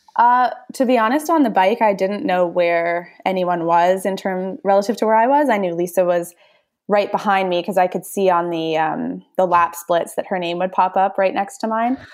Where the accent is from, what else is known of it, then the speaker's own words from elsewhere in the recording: Edmonton, Alberta, Canada; growing up in Edmonton